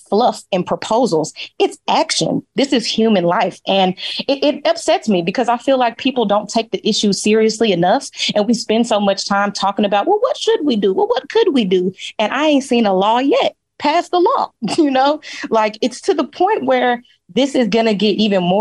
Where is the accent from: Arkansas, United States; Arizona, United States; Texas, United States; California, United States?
Texas, United States; Dallas; y'all know I'm from Dallas, Texas.